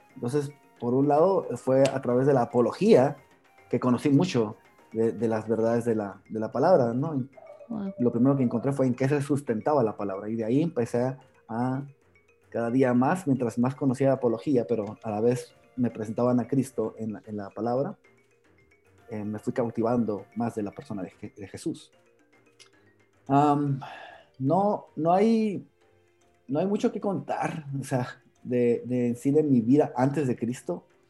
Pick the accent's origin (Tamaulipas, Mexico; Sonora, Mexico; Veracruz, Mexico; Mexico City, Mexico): Sonora, Mexico; moved away as an adult; now in Guatemala; yo vengo de Sonora, México